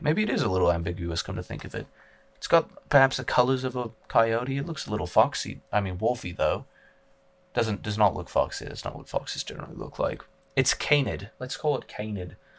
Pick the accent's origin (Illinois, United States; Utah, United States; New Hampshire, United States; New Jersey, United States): Utah, United States; I was born in Utah, I'm a native Uton